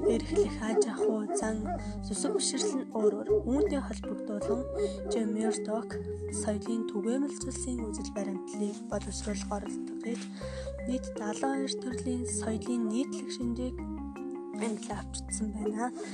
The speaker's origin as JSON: {"language": "Mongolian", "country": "Mongolia", "said": "ариун соёл ёс заншилтай улс бол яахын аргагүй миний Монгол орон."}